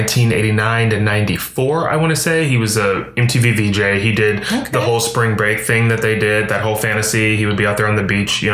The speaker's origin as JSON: {"language": "English", "region": "Texas", "country": "United States", "said": "I'm from Texas"}